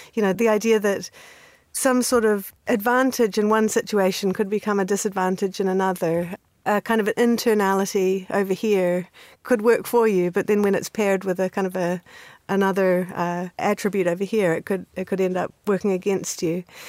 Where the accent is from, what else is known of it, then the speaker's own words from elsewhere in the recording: New Zealand; moved away; also born or lived in Canada; I grew up in New Zealand. So I was born in Canada and then came to New Zealand when I was six years old